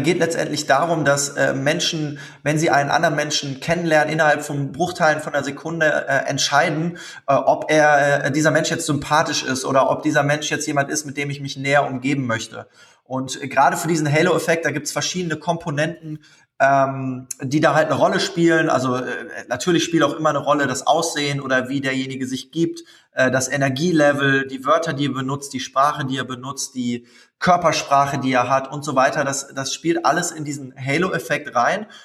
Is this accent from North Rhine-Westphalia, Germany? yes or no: yes; Cologne, North Rhine-Westphalia, Germany; in Köln, das ist meine Heimatstadt.